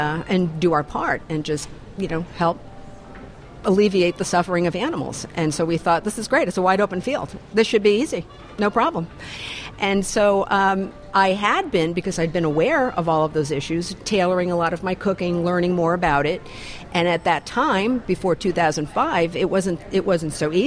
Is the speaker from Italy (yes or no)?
yes; Italy; moved away as an adult; now in Maine, United States; I moved over to Maine from Italy. I grew up in Italy and I lived in Italy for about 18 years.